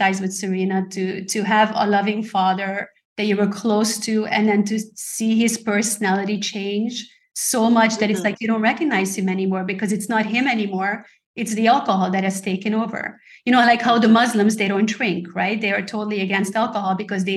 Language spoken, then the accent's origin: English; Hungary; moved away; I'm from Hungary originally